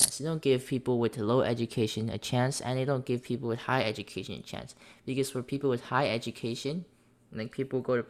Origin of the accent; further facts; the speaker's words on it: United States; I have been born and raised in the United States